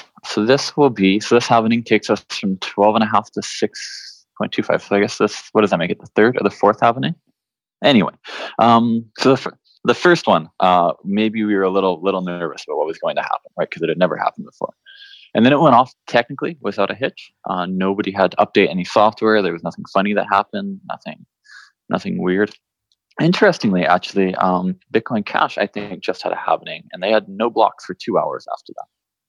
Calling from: Austin, Texas, United States; I'm calling in from Austin, Texas, at my home here, where I'm locked down

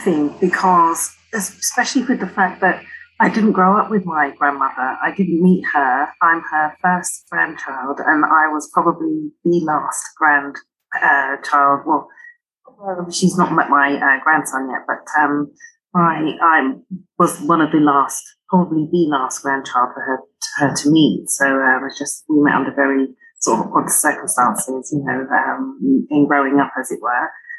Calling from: London, United Kingdom; I'm in London, so I'm in South London, so yeah, it's the centre.

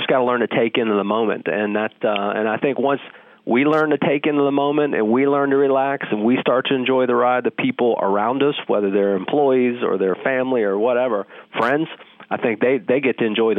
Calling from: Charlotte, North Carolina, United States; I'm in Charlotte almost every day, brother.

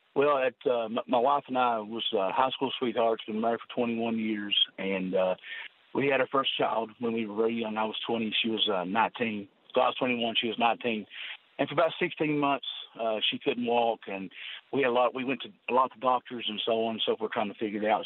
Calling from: Inez, Kentucky, United States; I'm calling from a little town called Inez, Kentucky.

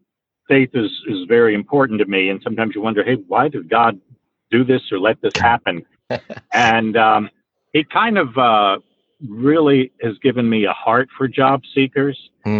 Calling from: Tampa, Florida, United States; I am calling in from the Tampa Bay area, and the outside temperature is 104 degrees

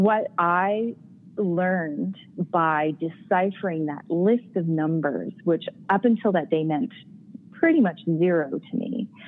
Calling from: Calgary, Alberta, Canada; I am calling from the comfort of my own home here on a wintry day in Calgary.

